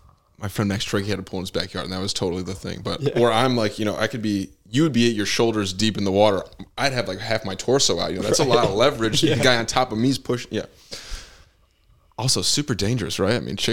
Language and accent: English; Bartlett, Illinois, United States; I grew up in Bartlett, but I went to a private school.